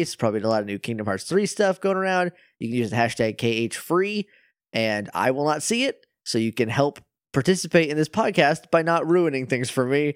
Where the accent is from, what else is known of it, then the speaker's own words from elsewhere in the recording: New Hampshire, United States; I'm from up north, like, I'm, I'm from New Hampshire, and it, it gets very cold up there